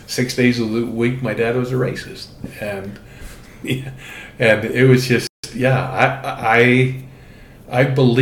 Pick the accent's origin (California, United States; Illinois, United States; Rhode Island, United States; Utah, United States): Utah, United States; Orem; growing up in Orem, Utah